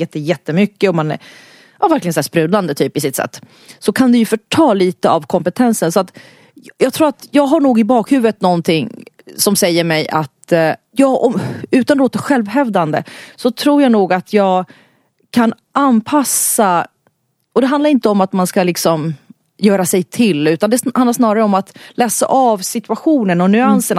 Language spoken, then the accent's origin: Swedish; Stockholm, Stockholm County, Sweden; så bor jag här i Stockholm. Jag är född i Stockholm i en finsk familj.